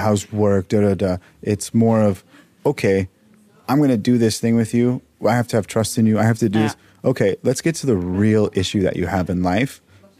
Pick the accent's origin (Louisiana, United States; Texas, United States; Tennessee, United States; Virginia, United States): Texas, United States; Dallas; No, I'm from Dallas.